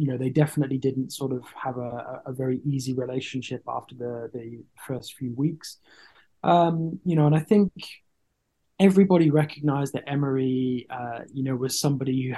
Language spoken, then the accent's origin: English; Solihull, West Midlands, United Kingdom; I was born and bred in Solihull